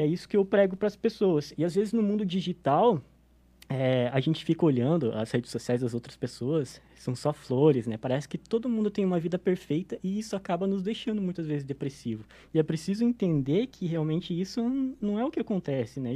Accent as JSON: {"language": "Portuguese", "town": "São Bento do Sul", "region": "Santa Catarina", "country": "Brazil", "tie": "born or raised there", "said": "Eu sou natural de São Bento do Sul"}